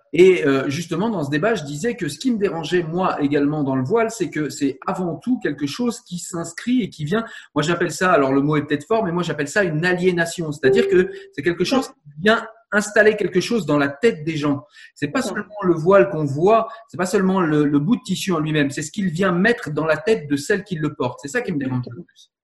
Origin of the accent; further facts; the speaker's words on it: France; Je suis français